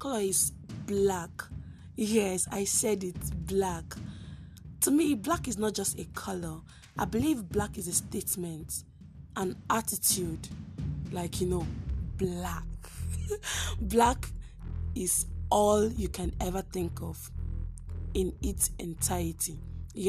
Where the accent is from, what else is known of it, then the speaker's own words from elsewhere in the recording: Imo, Nigeria; I'm from Nigeria. And most importantly, I'm from Imo State, the best state in the eastern part of Nigeria